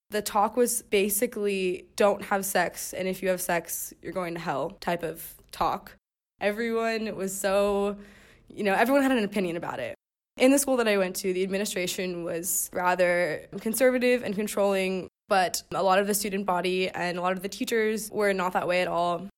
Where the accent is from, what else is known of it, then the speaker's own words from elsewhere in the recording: Pasadena, California, United States; I'm nineteen years old, and I'm from Pasadena, California